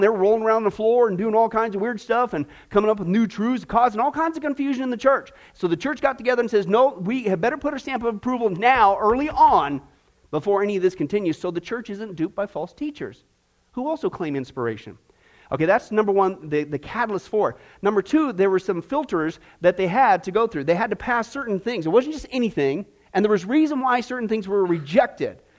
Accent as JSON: {"language": "English", "region": "Kansas", "country": "United States", "tie": "born or raised there"}